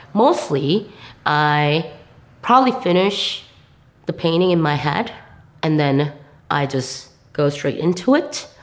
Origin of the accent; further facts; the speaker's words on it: South Korea; English is a second language; moved away as an adult; also born or lived in New York / Chicago; I'm from Korea. I grew up in Korea most of my life